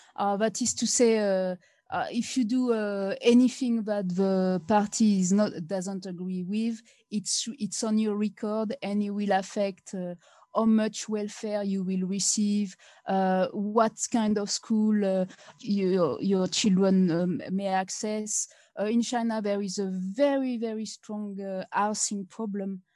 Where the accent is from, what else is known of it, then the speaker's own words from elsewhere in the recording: France; English is a second language; moved away; I'm come from France